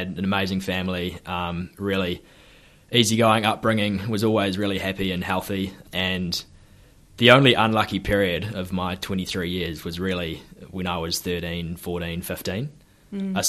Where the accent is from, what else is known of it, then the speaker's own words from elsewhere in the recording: Hawke's Bay, New Zealand; also born or lived in Gisborne; I'm born and bred in Hawke's Bay and spent a bit of time in Gisborne as a kid as well